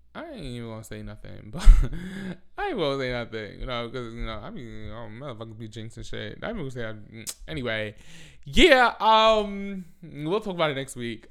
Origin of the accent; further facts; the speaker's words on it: New York City, New York, United States; I'm from the Bronx.